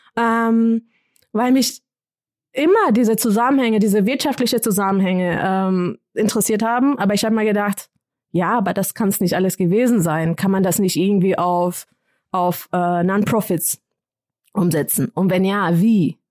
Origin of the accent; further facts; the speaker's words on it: Kenya; moved away; ich komme aus Kenia, ich kenne die Sprachen.